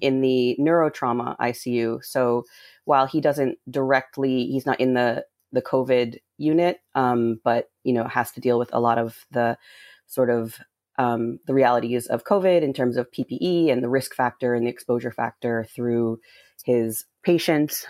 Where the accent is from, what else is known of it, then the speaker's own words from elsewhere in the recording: Rhode Island, United States; I grew up in Rhode Island.